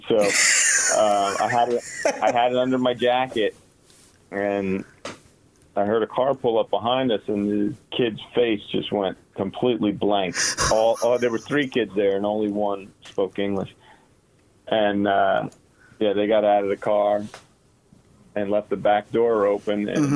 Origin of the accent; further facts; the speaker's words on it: Toms River, New Jersey, United States; I'm a kid from Tom's River